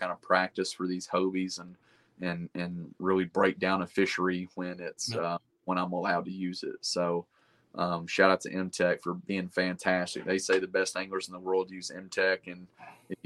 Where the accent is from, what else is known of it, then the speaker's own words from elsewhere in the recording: Chattanooga area, Tennessee, United States; in what is essentially my hometown